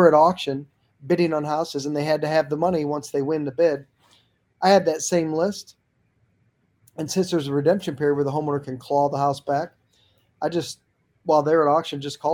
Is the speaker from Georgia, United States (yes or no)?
no; St. Louis, Missouri, United States; in my hometown of St. Louis